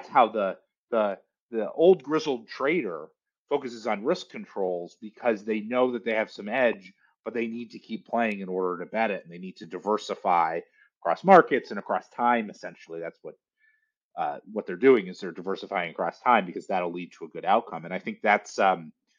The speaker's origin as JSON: {"language": "English", "town": "Detroit", "region": "Michigan", "country": "United States", "tie": "born or raised there", "moved": "yes", "said": "I grew up in Detroit"}